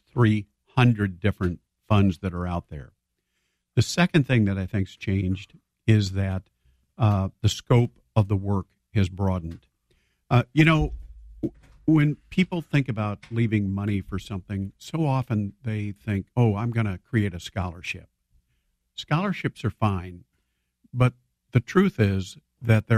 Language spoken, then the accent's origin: English; Petersburg, Illinois, United States; I grew up in Petersburg, and when I grew up in the 1950s